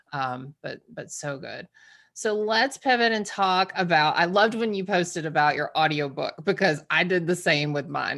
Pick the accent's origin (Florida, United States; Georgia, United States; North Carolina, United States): Georgia, United States; also born or lived in outside of Boston; now in Massachusetts, United States; I'm from Georgia